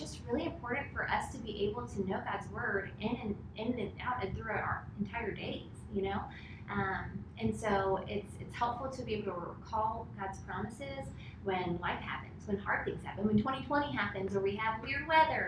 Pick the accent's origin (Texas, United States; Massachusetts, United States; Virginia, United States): Virginia, United States; moved away; I'm originally from Virginia, which is awesome